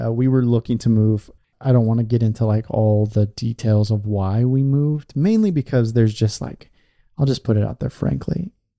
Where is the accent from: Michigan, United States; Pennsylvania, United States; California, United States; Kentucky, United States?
California, United States; moved away as an adult; also born or lived in Portland, Oregon; I was born in California, so I didn't grow up in a place that's like overtly Christian or had like Christian.